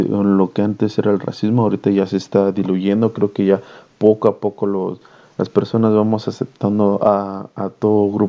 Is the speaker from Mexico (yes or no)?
yes; Mexico; como mexicano me siento avergonzado